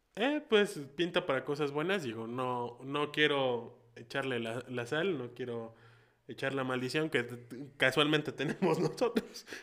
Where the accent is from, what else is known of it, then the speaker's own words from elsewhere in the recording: Mexico; somos 130 millones de mexicanos